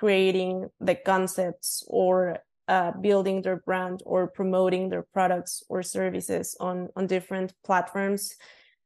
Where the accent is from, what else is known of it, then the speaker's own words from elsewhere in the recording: Mexico City, Mexico; I was born and raised in Mexico City. I have lived here my whole life